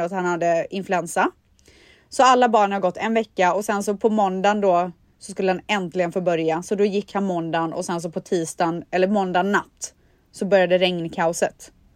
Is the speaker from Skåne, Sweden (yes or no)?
no; Borås, Västra Götaland, Sweden; moved away; jag är uppvuxen i Borås, det är ju Sveriges regnigaste stad